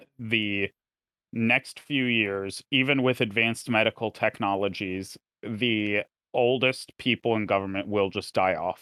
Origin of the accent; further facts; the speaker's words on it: United States; as an American who watches a lot of British news